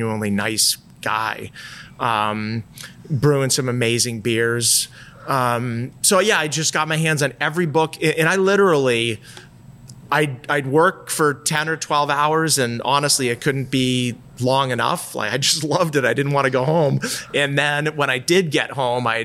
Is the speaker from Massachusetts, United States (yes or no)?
yes; outside of Boston, Massachusetts, United States; moved away; also born or lived in Colorado / Vermont; I grew up outside of Boston and I spent a lot of time in New Hampshire in the summers